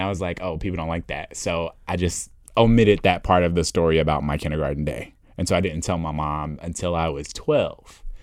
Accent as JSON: {"language": "English", "town": "Indianapolis", "region": "Indiana", "country": "United States", "tie": "born or raised there", "said": "I'm originally from Indianapolis, Indiana"}